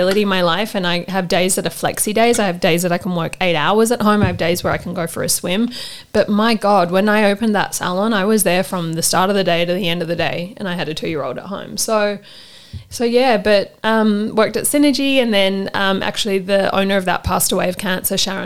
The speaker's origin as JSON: {"language": "English", "town": "Sydney", "region": "New South Wales", "country": "Australia", "tie": "born or raised there", "said": "I grew up on the North Shore"}